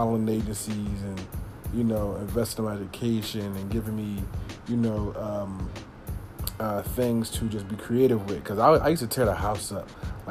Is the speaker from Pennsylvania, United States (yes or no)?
yes; Philadelphia, Pennsylvania, United States; I'm from Philly